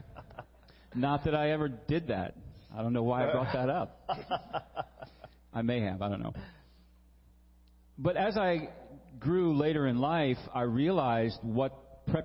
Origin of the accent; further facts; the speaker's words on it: Virginia, United States; I grew up in Virginia